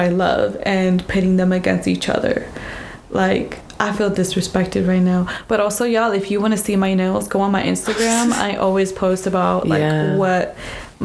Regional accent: La Paz, Baja California Sur, Mexico; moved away; I was born in Baja California Sur in La Paz, which is the southern part of the peninsula of Baja California

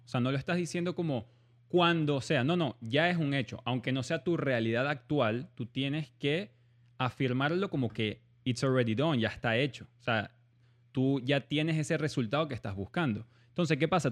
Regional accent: Venezuela; moved away; also born or lived in Germany; yo en verdad nací en Alemania siendo venezolano

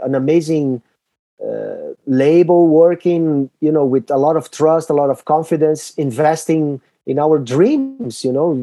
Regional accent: Brazil; We are from Brazil

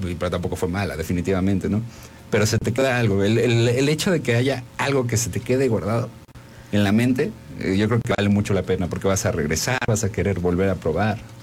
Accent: Mexico; En México adoptamos, abrazamos la comida de otros países

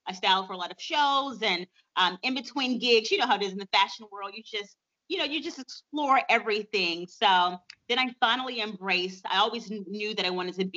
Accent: Montgomery, Alabama, United States; at the age of 15 in my hometown, Montgomery, Alabama

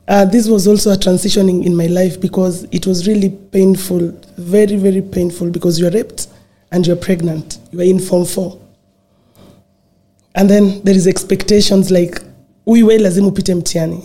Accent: Nairobi, Kenya; growing up in Kibera, it was not an easy journey

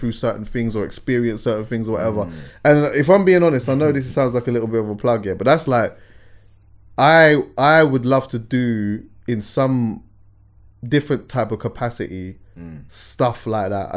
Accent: London, United Kingdom; growing up in London

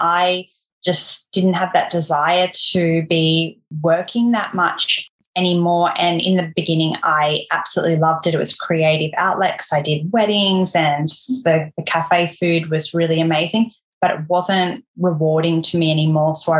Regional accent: Central Coast, New South Wales, Australia; now in Tasmania, Australia; where we grew up on the Central Coast, if you're familiar with it, everywhere you're 15 minutes or so from the beach

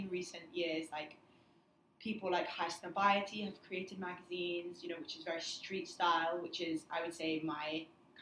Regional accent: England, United Kingdom; I'm from England

